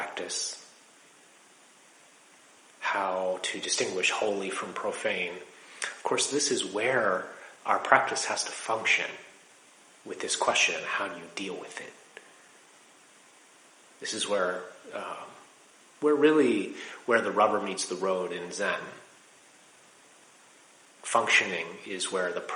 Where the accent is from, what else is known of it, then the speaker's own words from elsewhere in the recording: Laurel, Maryland, United States; moved away as an adult; also born or lived in Washington, D.C. / Rochester, New York; I was born in Washington, D.C. at Holy Cross Hospital. I spent my childhood in Laurel, Maryland